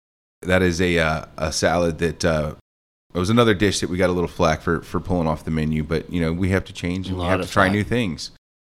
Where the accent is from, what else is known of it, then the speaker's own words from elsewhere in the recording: the South, United States; I'm from the South. You know? We're from the land of pimento cheese.